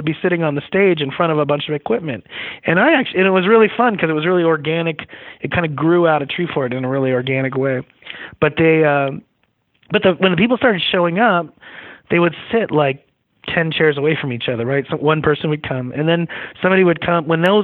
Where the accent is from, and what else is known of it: Long Island, New York, United States; born or raised there; moved away as an adult; also born or lived in Montana; now in Idaho, United States